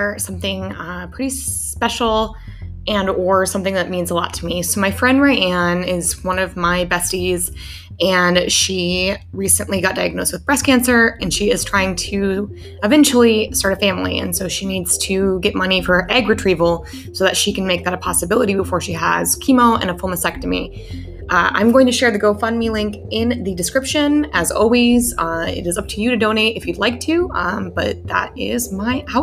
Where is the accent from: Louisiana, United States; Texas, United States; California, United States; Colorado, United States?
Colorado, United States; Denver; moved away; I'm from Denver. I haven't lived in Denver for about 3 years now